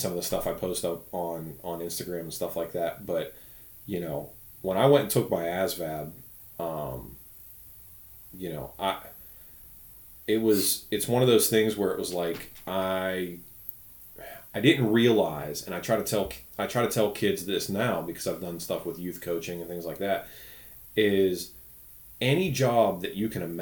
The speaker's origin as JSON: {"language": "English", "town": "Pittsburgh", "region": "Pennsylvania", "country": "United States", "also_born_or_lived": "Greenville, South Carolina / Butler, Pennsylvania", "moved": "as an adult", "said": "we're originally from Pittsburgh"}